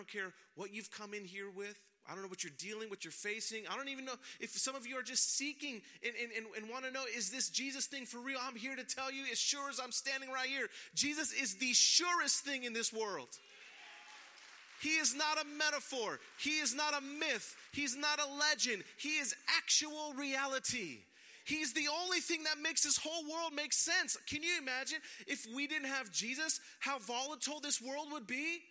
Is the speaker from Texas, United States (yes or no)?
no; San Francisco, California, United States; I was born and raised in San Francisco. I'm a native